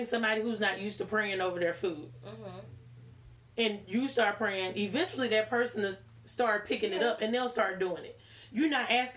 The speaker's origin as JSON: {"language": "English", "town": "Charlotte", "region": "North Carolina", "country": "United States", "tie": "born or raised there", "also_born_or_lived": "Queens, New York", "accent": "southern", "said": "We moved here when I was 5."}